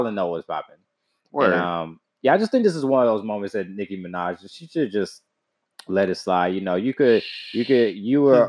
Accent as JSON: {"language": "English", "region": "Texas", "country": "United States", "said": "I'm from Texas"}